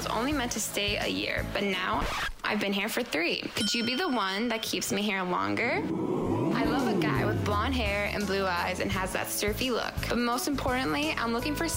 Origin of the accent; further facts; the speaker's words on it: New York City, New York, United States; moved away as an adult; now in Sydney, Australia; I'm 25, and I'm from New York City. But 3 years ago, I made the move to sunny Australia